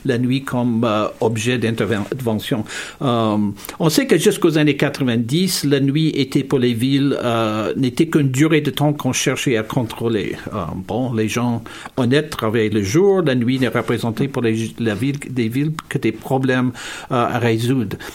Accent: Hamilton, Ontario, Canada; now in Montreal, Canada; je suis originaire de la ville de Hamilton, euh, ville industrielle en, intérieur, Ontario

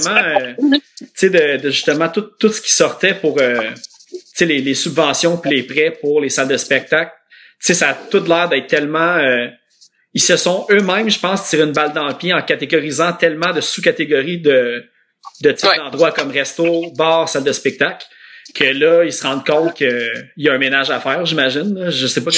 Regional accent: Laval, Quebec, Canada; also born or lived in Verdun, Montreal; je suis née à Verdun, mais à deux mois, j'étais déjà à Sainte-Dorothée

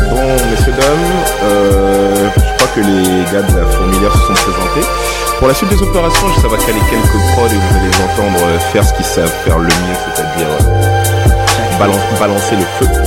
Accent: Paris, Île-de-France, France; moved away; je viens de Paris

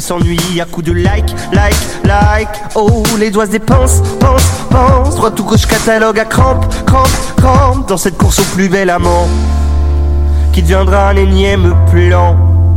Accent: France; je suis française

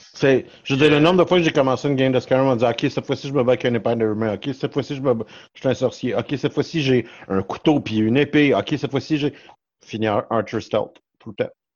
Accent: Saint-Hyacinthe, Quebec, Canada; je suis né à saint diacinthe

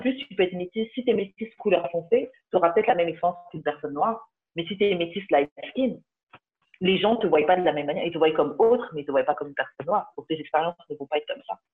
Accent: France; Papa, maman martiniquais, mais j'ai grandi en France

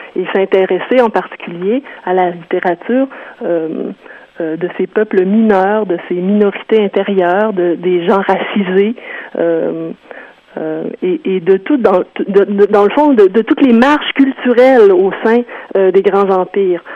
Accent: South Shore, Quebec, Canada

